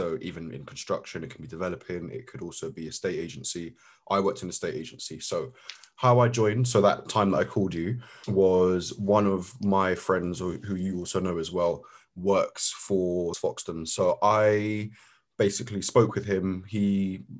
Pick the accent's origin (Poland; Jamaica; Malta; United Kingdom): United Kingdom; London; We've both grown up in London